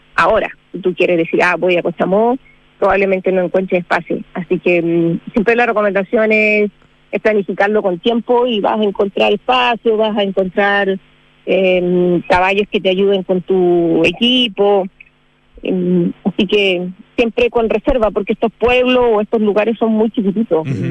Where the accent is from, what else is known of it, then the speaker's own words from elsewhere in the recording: Cochamó, Los Lagos, Chile; yo soy acá de Cochamó de toda la vida